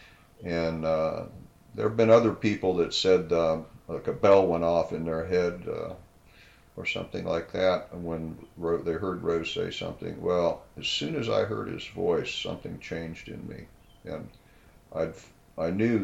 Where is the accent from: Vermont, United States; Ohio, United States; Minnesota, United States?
Ohio, United States; Canton; moved away as an adult; now in San Diego, United States; I was born in Canton